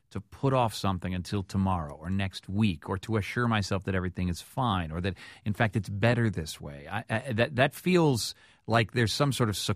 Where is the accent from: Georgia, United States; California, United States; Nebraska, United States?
Georgia, United States; Augusta; I'm from Augusta, Georgia.